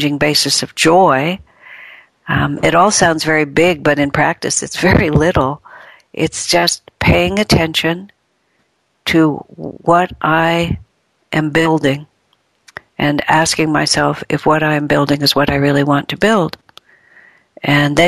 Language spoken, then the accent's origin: English; United States; I was born and raised in America.